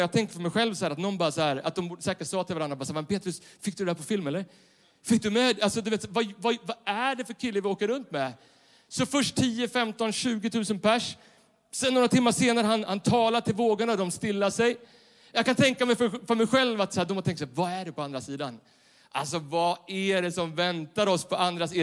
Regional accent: Stockholm, Stockholm County, Sweden; Jag är uppvuxen i Stockholm city bland betong och neonskyltar.

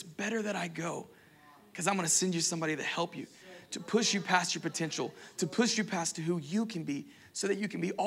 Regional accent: Florida Panhandle, United States; because we're from the Panhandle, we like a little thing called Waffle House

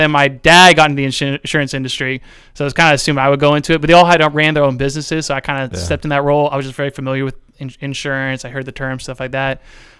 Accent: Ohio, United States; also born or lived in New Jersey / Washington, D.C.; Yeah, from like Lincoln County right here in Central Ohio.

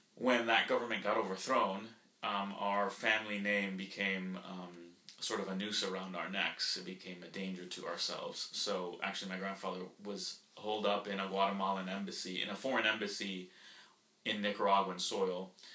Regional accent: Florida, United States; first language Spanish; English is a second language; also born or lived in Colombia; we grew up in in Florida

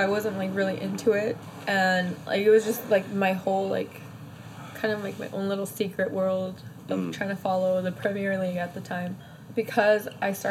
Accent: Los Angeles, California, United States; also born or lived in San Jose, Costa Rica; 4th Avenue, Pico. Mm. I was like predominantly Latino. I went to Pio Pico Elementary School

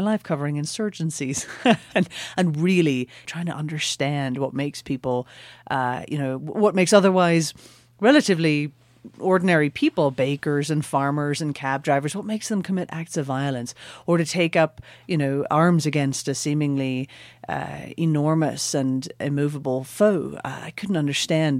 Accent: Northern Ireland, United Kingdom; now in New York, United States; I grew up in Northern Ireland. Essentially the very, very last Protestant village before you get to the heartlands of South Armagh

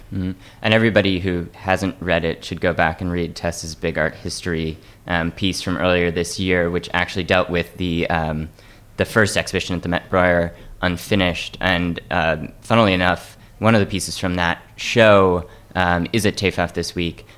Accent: Atlanta, Georgia, United States; I grew up in Atlanta and we had access to the the High Museum

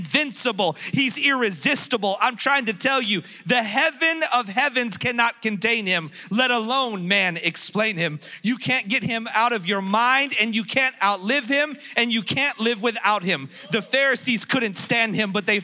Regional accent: Philadelphia, Pennsylvania, United States; I'm from Philadelphia, Pennsylvania.

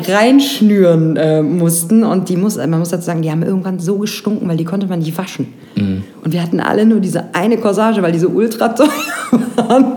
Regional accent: Grevenbroich, North Rhine-Westphalia, Germany; bei uns in Grevenbroich, da komme ich ja gebürtig her

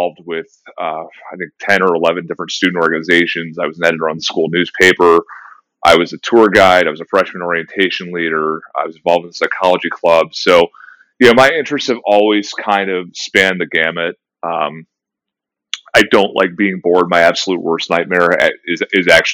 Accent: Lake Zurich, Illinois, United States; I grew up in Lake Zurich, Illinois, so about 45 minutes north of Chicago

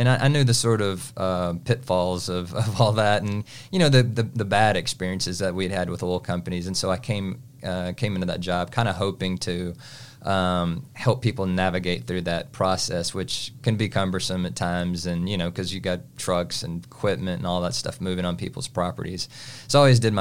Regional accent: Navasota, Texas, United States; I grew up in Navasota, which is north of Houston, close to College Station. Brazos County is where I grew up

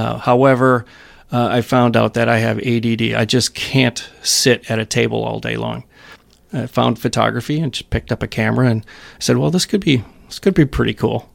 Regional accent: Waukesha, Wisconsin, United States; I grew up in Wisconsin. Uh, I spent part of my time in Waukesha

